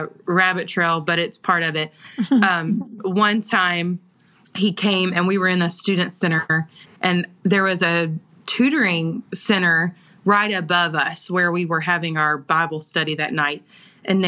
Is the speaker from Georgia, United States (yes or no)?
yes; Georgia, United States; accent: Southern; I grew up in Georgia. And so I'm born and raised right where we live.